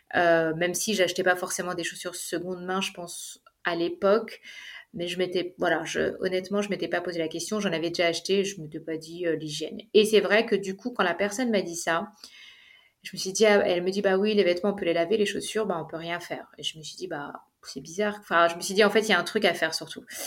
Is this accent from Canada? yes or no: no; Paris, Île-de-France, France; moved away as an adult; also born or lived in Dubai, United Arab Emirates; now in Zurich, Switzerland; je suis d'origine française puisque je suis née à Paris, j'ai habité à Paris